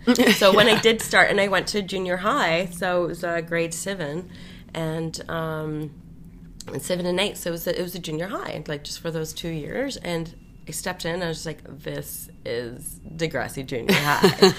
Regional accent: Glasgow, Scotland, United Kingdom; born there; I was born in Glasgow, Scotland, the Royal Infirmary there, which is fondly known as Rotten Row Hospital. Well, Glasgow's a very old city, and you'll hear I have a slight little lilt that comes out sometimes.

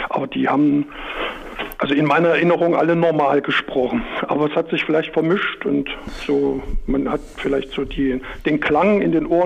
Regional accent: Erfurt, Thuringia, Germany; Das merkt man ja selbst hier in Erfurt. Man braucht nur also von, wo ich, wo ich geboren bin, äh, bei Malzwolf in der Thelmannstraße, da bin ich aufgewachsen.

